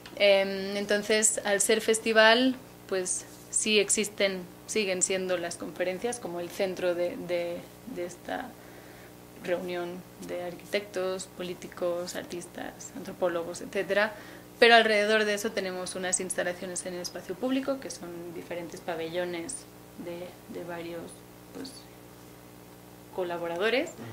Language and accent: Spanish; Barcelona, Catalonia, Spain; moved away as an adult; now in Mexico; soy de Barcelona, Llevo casi cinco años en México